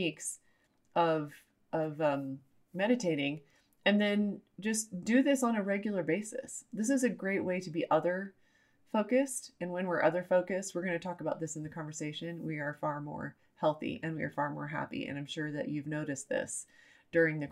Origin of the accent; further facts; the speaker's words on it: United States; I'm an American